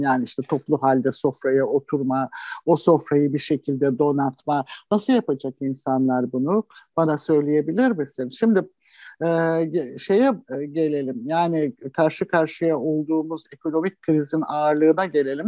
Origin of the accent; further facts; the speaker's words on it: Istanbul, Turkey; ben de çocukluğum şeyde geçti, Anadolu yakasında geçti